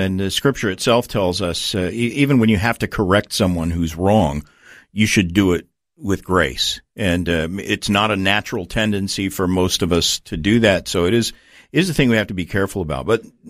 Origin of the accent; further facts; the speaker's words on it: Tulsa, Oklahoma, United States; I grew up with in Tulsa, Oklahoma, which is sort of the, you know, that's Oral Roberts University, a lot of faith healers there.